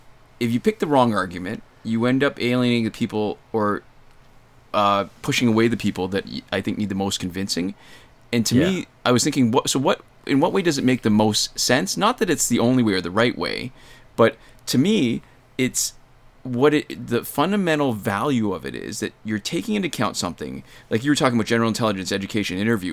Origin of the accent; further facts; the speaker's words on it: Canada; Well, all right, so what's funny is we're kind of, I mean, we're definitely Canadian, but we've kind of gotten Americanized a little bit